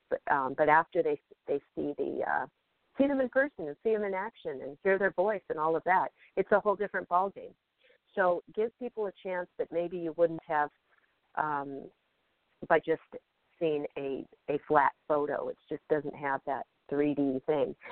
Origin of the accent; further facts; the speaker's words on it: Federal Way, Washington, United States; now in Los Angeles, United States; I'm visiting my mom uh, in my hometown of Federal Way, Washington